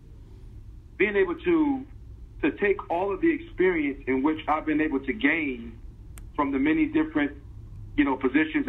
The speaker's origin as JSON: {"language": "English", "town": "Newark", "region": "New Jersey", "country": "United States", "tie": "born or raised there", "said": "I grew up in Newark, New Jersey"}